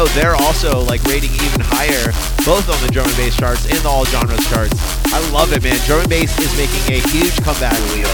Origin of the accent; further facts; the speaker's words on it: Orlando, Florida, United States; moved away; my hometown homies